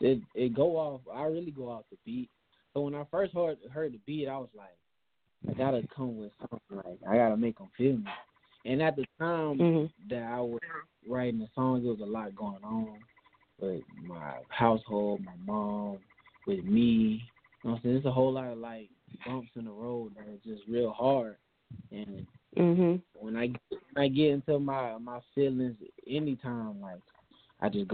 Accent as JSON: {"language": "English", "town": "Darien", "region": "Georgia", "country": "United States", "said": "I'm from Darien, Georgia, a small town just outside, just inside of Georgia, like on the coastline"}